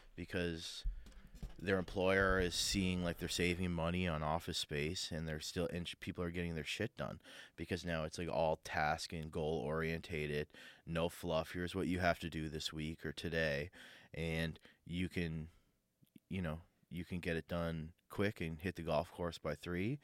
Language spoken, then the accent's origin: English; Sydney, Nova Scotia, Canada; moved away; I grew up in Sydney, I grew up in Cape Breton